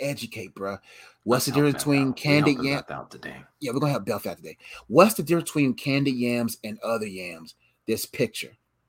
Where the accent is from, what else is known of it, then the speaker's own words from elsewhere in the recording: the South, United States; And we're Southern boys.